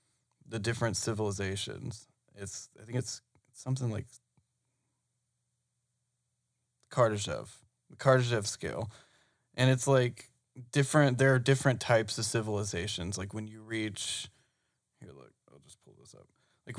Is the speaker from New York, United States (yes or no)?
no; Georgia, United States; we were raised in Georgia.